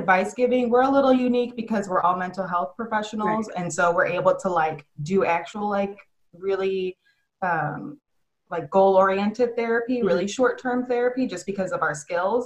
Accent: Chicago, Illinois, United States; now in Dallas, United States; I'm from Chicago

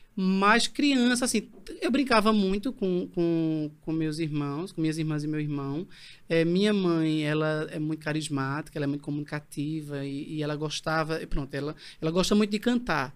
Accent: Bezerros, Pernambuco, Brazil; eu sou de Bezerros, mas uhum. eu nasci, passei a infância e adolescência num vilarejo, uhum. na parte rural, né? Sim. Em Sapucarana

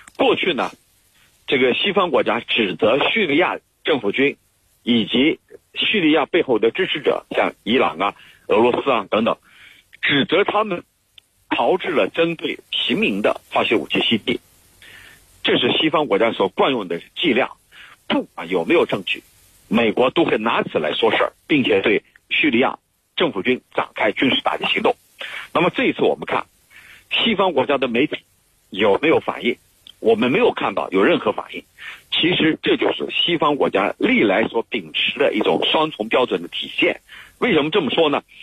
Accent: China; 我们中国人

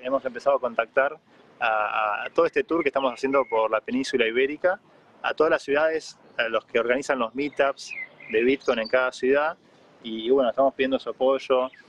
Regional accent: Argentina

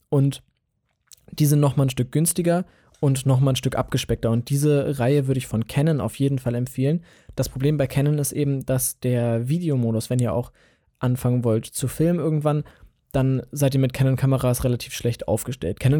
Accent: Hanover, Lower Saxony, Germany; Und ich komme aus Hannover, also aus der Region Hannover. Ähm, so ein bisschen, weiß ich nicht, 20 Kilometer westlich von Hannover.

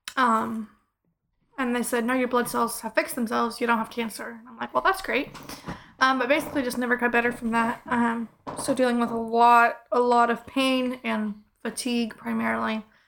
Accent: Clever, Missouri, United States; I'm from Clever

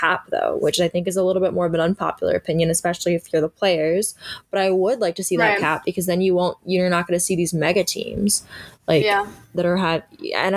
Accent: Pittsburgh, Pennsylvania, United States; now in New York, United States; I grew up in Pittsburgh, as we know, huge Pittsburgh sports fan

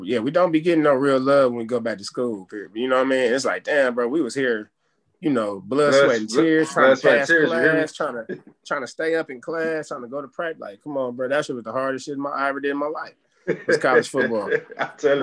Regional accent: Cleveland, Ohio, United States; also born or lived in Atlanta, Georgia; my earliest Cleveland memories was, like, third grade. I was born in Atlanta

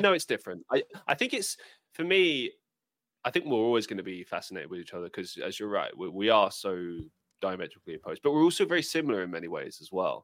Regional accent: United Kingdom; for me as a British person

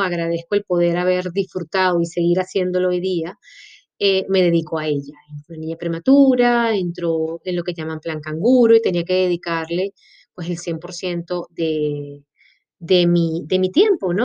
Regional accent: Maracaibo, Zulia, Venezuela; moved away as an adult; also born or lived in Caracas, Venezuela / Colombia; now in Montevideo, Uruguay; este cuerpecito indómito es venezolano, de la mejor tierrita que puede tener ese país y lo siento por los demás que están escuchando este podcast. Pero sí, soy de Maracaibo

